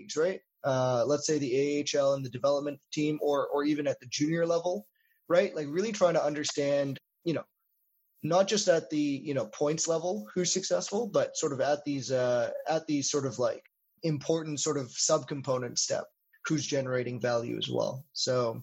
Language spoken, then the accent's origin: English; Winnipeg, Manitoba, Canada; moved away as an adult; also born or lived in Toronto; now in Montreal, Canada; I grew up in Winnipeg